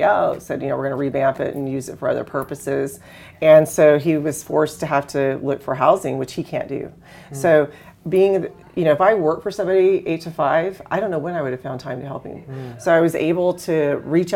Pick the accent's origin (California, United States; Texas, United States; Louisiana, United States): Texas, United States; moved away; I grew up in Texas